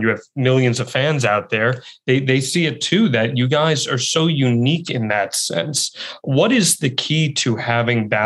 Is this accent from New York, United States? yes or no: yes; New York, United States; I grew up in a similar environment to you, right outside New York City